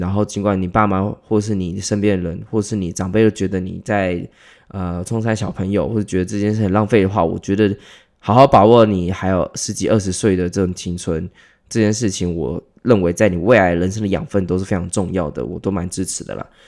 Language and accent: Chinese; Taipei, Taiwan; 因为我台北人